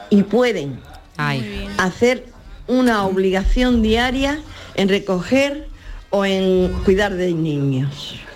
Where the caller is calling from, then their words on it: Jerez de la Frontera, Andalusia, Spain; soy Curra de Jerez.